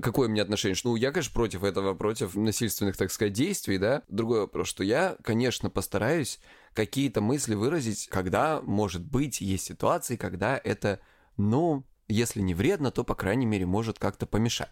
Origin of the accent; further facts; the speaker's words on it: Krasnodar Krai, Russia; я с Кубани